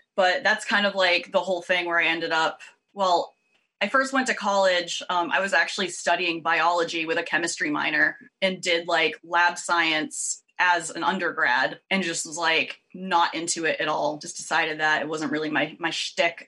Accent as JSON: {"language": "English", "town": "Worcester", "region": "Massachusetts", "country": "United States", "tie": "born or raised there", "also_born_or_lived": "Providence, Rhode Island / Los Angeles / Boston", "moved": "as an adult", "said": "I grew up just outside Worcester, Massachusetts"}